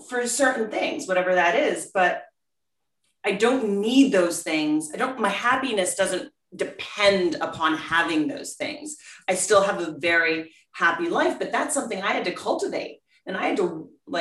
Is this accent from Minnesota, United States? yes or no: no; Scranton, Pennsylvania, United States; we grew up in Scranton